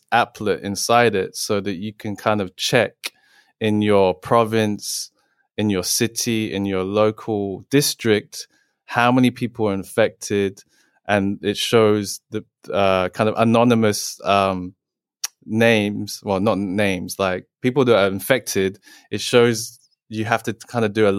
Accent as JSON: {"language": "English", "region": "England", "country": "United Kingdom", "tie": "born or raised there", "said": "I was born and raised in England."}